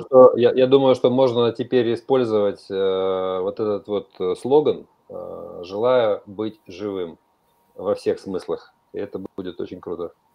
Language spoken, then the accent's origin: Russian; Kyrgyzstan; мы с тобой вместе из Средней Азии, то есть я родился в Киргизии